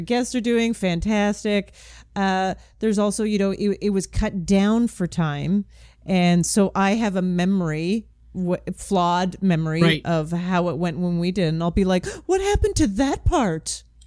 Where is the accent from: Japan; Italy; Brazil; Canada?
Canada; I'm Canadian